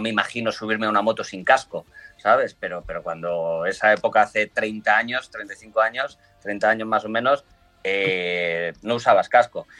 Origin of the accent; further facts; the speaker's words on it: Spain; accent: Spanish; now in Italy; mi acento español aquí en, Italia